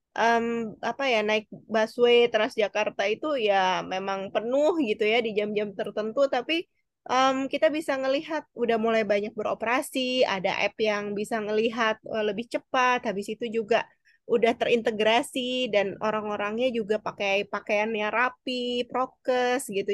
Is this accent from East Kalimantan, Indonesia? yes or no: yes; Balikpapan, East Kalimantan, Indonesia; aku lahir di Balikpapan